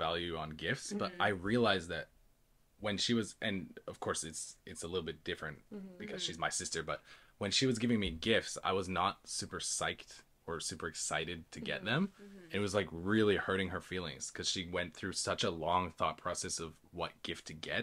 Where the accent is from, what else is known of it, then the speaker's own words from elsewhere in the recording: Canada; moved away as an adult; now in Japan; I was living in Canada